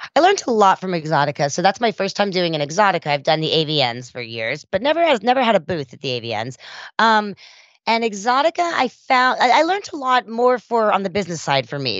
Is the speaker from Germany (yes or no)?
no; South Africa; moved away; I was a immigrant from South Africa